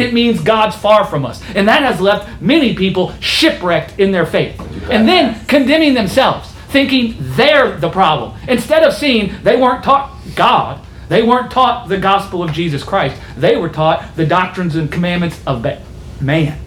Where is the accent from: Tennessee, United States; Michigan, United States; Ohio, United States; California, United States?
California, United States; Los Angeles County; Born in Los Angeles County, in the great state of California